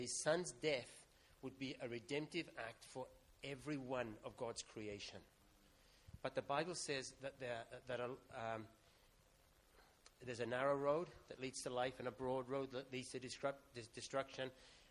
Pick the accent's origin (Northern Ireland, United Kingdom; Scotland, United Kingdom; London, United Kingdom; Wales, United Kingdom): Wales, United Kingdom; Welsh; I'm Welsh